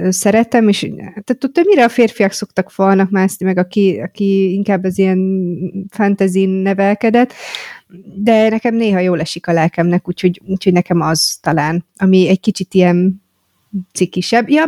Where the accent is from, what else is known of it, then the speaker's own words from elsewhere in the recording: Great Hungarian Plain, Hungary; De én torkolom. alföldi vagyok.